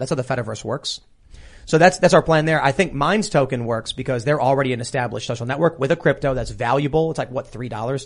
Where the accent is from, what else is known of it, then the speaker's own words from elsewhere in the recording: Chicago, Illinois, United States; I'm being from Chicago